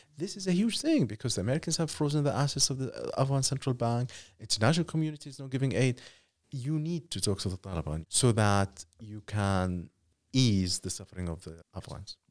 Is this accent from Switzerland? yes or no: no; Iraq; someone who covers conflict and who grew up in conflict, I'm from Iraq